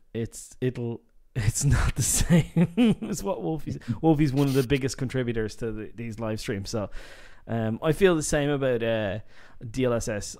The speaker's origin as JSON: {"language": "English", "town": "Dublin", "region": "Leinster", "country": "Ireland", "said": "I'm from Dublin"}